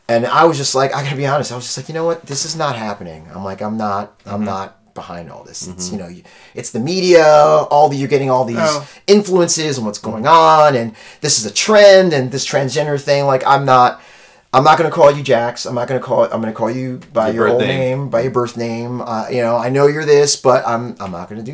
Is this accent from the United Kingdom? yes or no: no; Haiti; I'm Haitian, I'm West Indian.